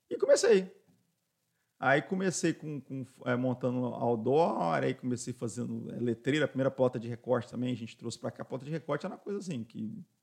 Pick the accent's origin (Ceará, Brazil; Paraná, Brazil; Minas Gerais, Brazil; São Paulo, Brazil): São Paulo, Brazil; born there; also born or lived in Rio de Janeiro / Foz do Iguaçu / Londrina / Tanzania; Então eu nasci em São Paulo, aí de São Paulo, e tudo ligado às obras do Brasil, né? De São Paulo fomos para a obra do Galeão, né, do governador.